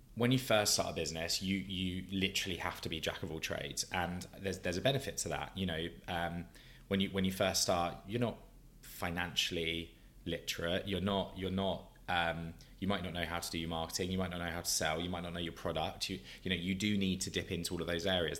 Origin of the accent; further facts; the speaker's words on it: Brighton, South East England, United Kingdom; moved away; my hometown from Brighton, South Coast